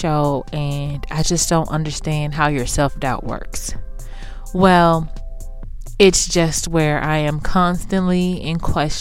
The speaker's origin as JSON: {"language": "English", "town": "Houston", "region": "Texas", "country": "United States", "moved": "yes", "said": "I'm from Houston"}